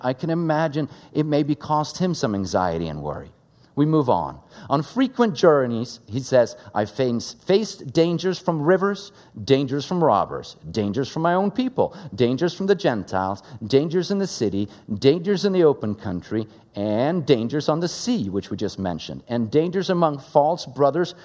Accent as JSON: {"language": "English", "country": "Sweden", "tie": "born or raised there", "second_language": "English", "moved": "yes", "lives_now": "United States", "said": "Growing up in Sweden, English is my second language"}